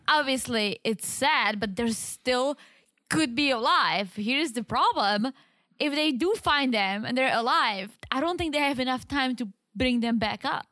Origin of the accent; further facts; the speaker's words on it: South Moravian Region, Czechia; accent: heavy accent; English is a second language; moved away; I'm from South Moravia.